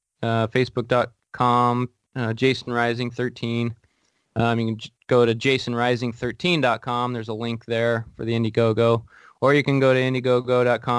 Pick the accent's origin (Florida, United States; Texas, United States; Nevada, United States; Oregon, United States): Oregon, United States; Portland; now in Washington, United States; I'm from Portland. I'm a Portland-based actor